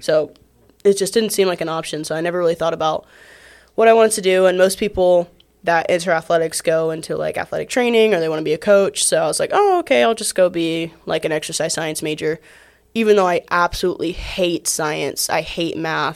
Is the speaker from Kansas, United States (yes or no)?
no; Atlanta, Georgia, United States; I'm from Atlanta